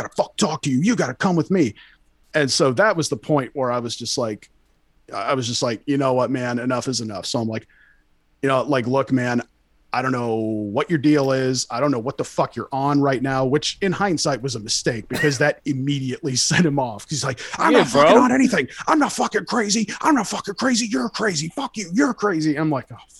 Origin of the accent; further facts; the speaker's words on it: California, United States; I'm from California. I used to see this shit all the fucking time.